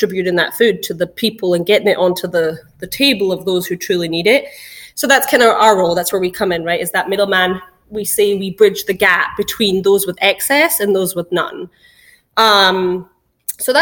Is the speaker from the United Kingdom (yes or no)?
yes; Scotland, United Kingdom; moved away as an adult; also born or lived in New York, United States; now in Florida, United States; I'm actually from Scotland. So I moved to the US when I was about 21